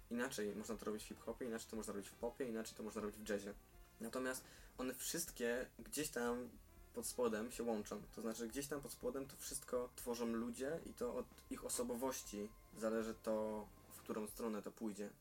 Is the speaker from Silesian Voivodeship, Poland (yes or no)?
yes; Silesian Voivodeship, Poland; jestem e, rodowitym Ślązakiem